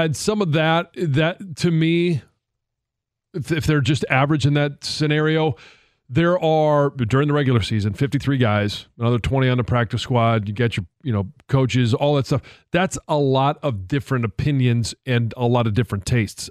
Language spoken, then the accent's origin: English; Detroit, Michigan, United States; moved away; I wanted to come home